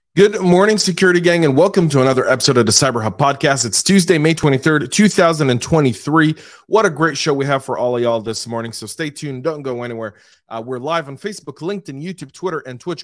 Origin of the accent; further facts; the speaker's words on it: Atlanta, Georgia, United States; my hometown of Atlanta